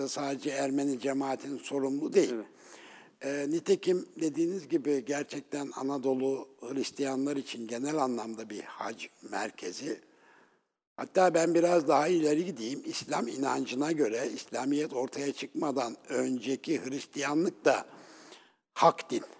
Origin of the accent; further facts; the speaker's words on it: Ünye, Ordu, Turkey; ben e, Ünyeliyim